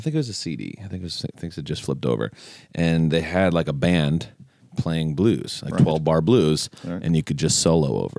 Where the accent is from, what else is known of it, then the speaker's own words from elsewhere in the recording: Detroit, Michigan, United States; moved away as an adult; now in Minneapolis, United States; I'm originally from Detroit